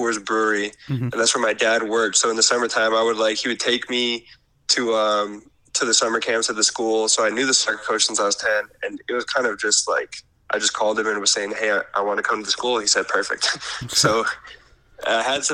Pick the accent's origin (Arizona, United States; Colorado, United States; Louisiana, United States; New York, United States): Colorado, United States; moved away; also born or lived in Canada; most of my memories are from living in Colorado